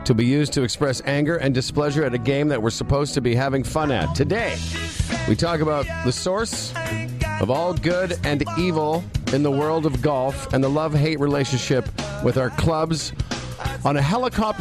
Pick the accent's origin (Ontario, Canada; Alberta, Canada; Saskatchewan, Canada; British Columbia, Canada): Saskatchewan, Canada; Moose Jaw; I'm from Moose Jaw.